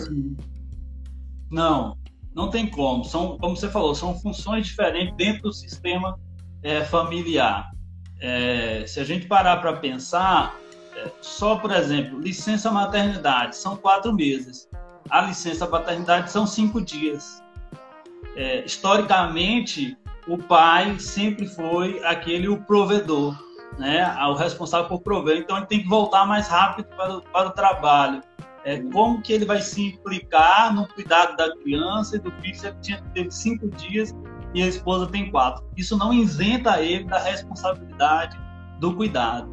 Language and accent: Portuguese; Salvador, Bahia, Brazil; moved away as an adult; now in Campo Belo, Brazil; eu sou de Salvador, Bahia. Eu cresci lá, formei lá.